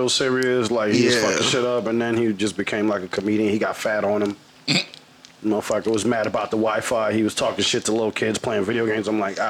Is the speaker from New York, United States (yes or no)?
yes; New York, United States; I was born in New York